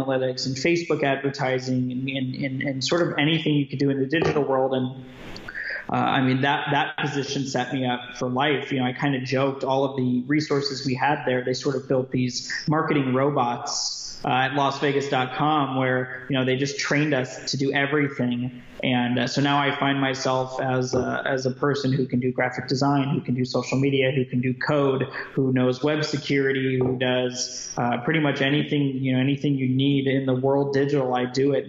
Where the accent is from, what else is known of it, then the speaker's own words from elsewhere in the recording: Las Vegas, Nevada, United States; moved away as an adult; now in Southern California, United States; I was born and raised in Las Vegas, Nevada